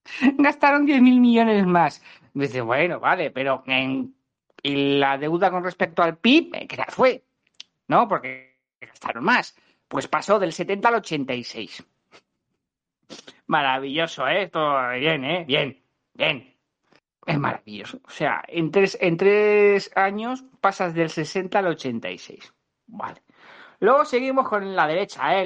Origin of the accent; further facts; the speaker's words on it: Spain; los españoles, mm, que somos los de Argentina de Europa